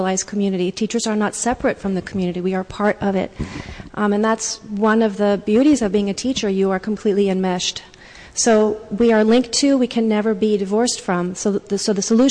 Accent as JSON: {"language": "English", "town": "San Francisco", "region": "California", "country": "United States", "tie": "born or raised there", "said": "I grew up in San Francisco"}